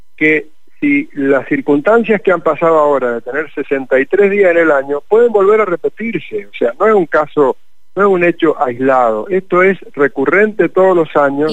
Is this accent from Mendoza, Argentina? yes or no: yes; Mendoza, Argentina; vamos a hacer como mendocinos